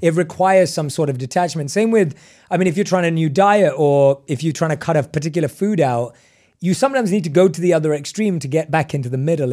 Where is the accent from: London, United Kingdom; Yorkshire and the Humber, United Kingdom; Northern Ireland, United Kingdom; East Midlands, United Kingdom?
London, United Kingdom; moved away; I was born and raised in London.